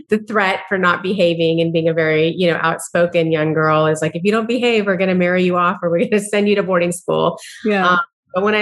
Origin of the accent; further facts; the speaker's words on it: San Diego, California, United States; I grew up in Southern California in San Diego in a very beautiful surf town.